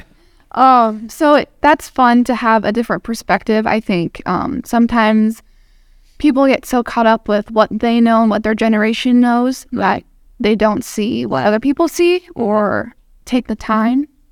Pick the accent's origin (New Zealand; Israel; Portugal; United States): United States; Sheridan, Wyoming; I'm from Sheridan, Wyoming